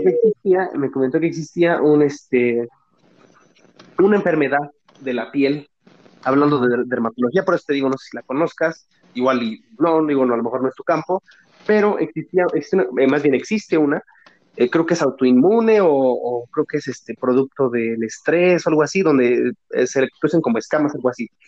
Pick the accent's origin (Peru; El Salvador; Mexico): Mexico; yo soy mexicano